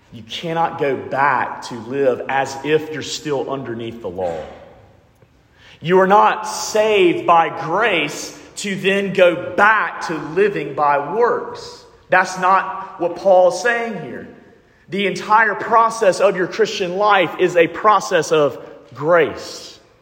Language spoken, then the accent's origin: English; Alabama, United States; I'm from Alabama